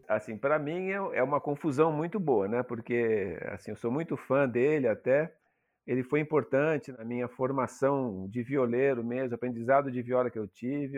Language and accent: Portuguese; São Paulo, Brazil; moved away as an adult; also born or lived in Minas Gerais; eu sou de São Paulo capital e cresci em São Paulo mesmo. Morei em São Paulo até os 20 anos de idade aí que eu fui morar no sertão de Minas